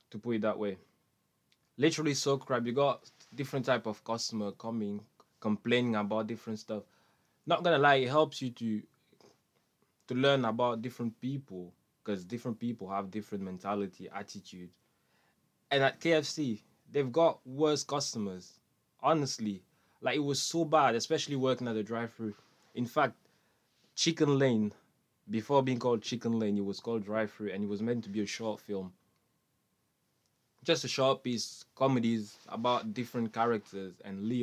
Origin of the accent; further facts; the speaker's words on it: Manchester, North West England, United Kingdom; That was hard because like I'm from Manchester, but I used to go Oldham every single Monday just to do theatre.